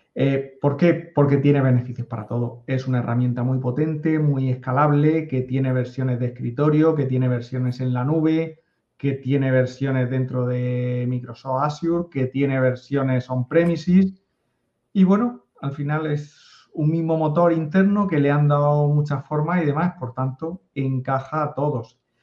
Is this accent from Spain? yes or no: yes; a town on the coast of Spain near Murcia, Region of Murcia, Spain; born or raised there